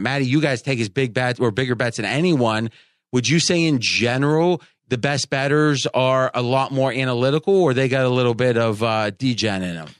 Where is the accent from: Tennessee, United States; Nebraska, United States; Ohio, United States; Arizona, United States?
Ohio, United States; when I was growing up in Ohio